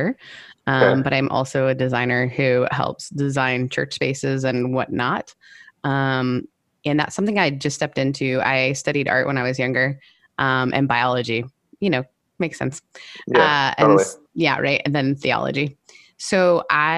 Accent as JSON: {"language": "English", "country": "Canada", "said": "I'm Canadian"}